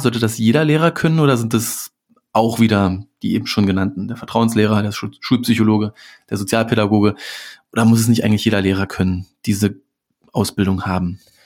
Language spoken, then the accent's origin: German; Berlin, Germany; als Berliner